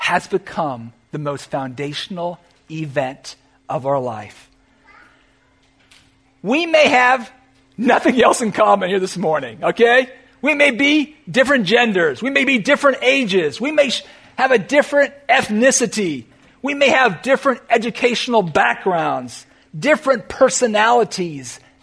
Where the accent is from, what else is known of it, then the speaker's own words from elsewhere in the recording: California, United States; now in South Florida, United States; Where I grew up in California